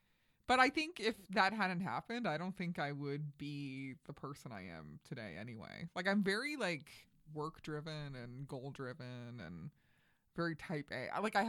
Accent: Flushing, New York, United States; now in New York, United States; Right. Yeah. No, I'm from Queens. I'm from Flushing. But my parents, my dad was from Williamsburg, Brooklyn, and my mm-hmm. mom was from the Bronx.

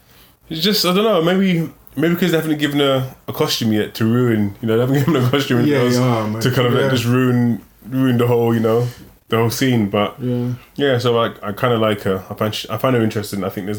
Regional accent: England, United Kingdom; I'm from England, and that was a terrible Cockney accent.

